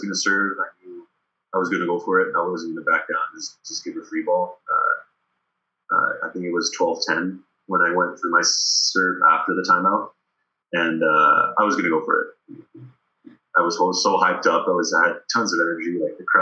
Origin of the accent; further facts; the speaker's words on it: Sherbrooke, Quebec, Canada; accent: Quebec; moved away as an adult; also born or lived in Paris, France; when I came back to Sherbrooke around when I was 11